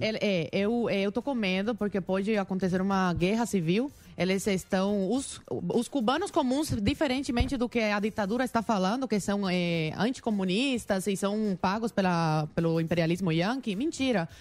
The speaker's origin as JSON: {"language": "Portuguese", "region": "Guantánamo", "country": "Cuba", "tie": "born or raised there", "also_born_or_lived": "Havana", "second_language": "Portuguese", "moved": "yes", "lives_now": "Brazil", "said": "Eu nasci em Havana, fui criada em Guantánamo"}